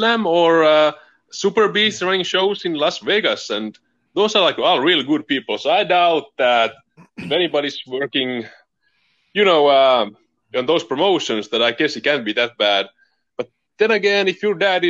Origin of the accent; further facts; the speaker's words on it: Finland; English is a second language; in Finland we do not celebrate Valentine's Day